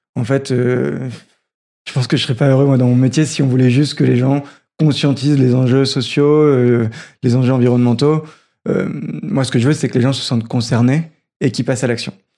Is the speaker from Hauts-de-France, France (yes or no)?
yes; Roubaix, Hauts-de-France, France; J'ai grandi à Roubaix